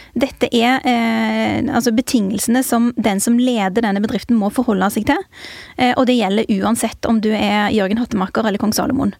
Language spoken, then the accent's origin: Norwegian; Jørpeland/Strand municipality, Rogaland, Norway; now in Oslo, Norway; jeg kommer fra Bjøringsbygd i Strand kommune